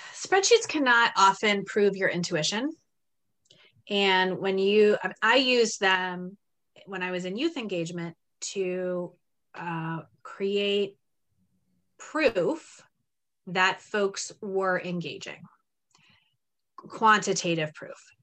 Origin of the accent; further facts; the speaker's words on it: Terre Haute, Indiana, United States; now in Framingham, United States; I grew up in Terre Haute, Indiana, and then bounced around the country a little bit and came to Boston, the Boston area in 2008.